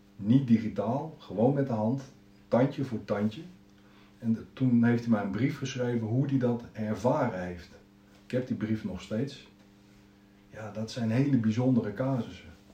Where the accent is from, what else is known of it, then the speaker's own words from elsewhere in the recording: Zeist, Utrecht, Netherlands; geboren en getogen in Zeist. Altijd hier gebleven